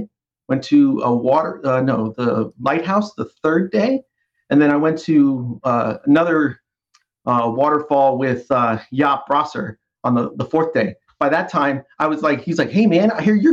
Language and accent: English; East Coast, United States; now in North Carolina, United States; I've born and raised on the East Coast my whole life